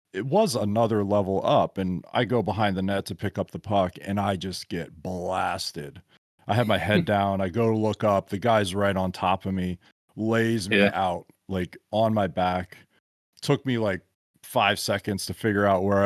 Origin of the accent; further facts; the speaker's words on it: Maryland, United States; I grew up in Maryland in the DC area